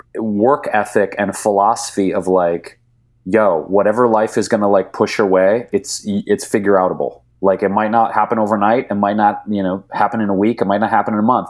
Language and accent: English; Detroit, Michigan, United States; moved away as an adult; now in California, United States; I grew up in Detroit, Michigan